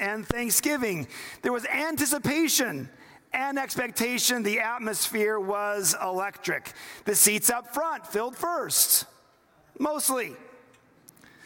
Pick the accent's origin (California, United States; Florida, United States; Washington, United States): Washington, United States; Seattle; I grew up in Seattle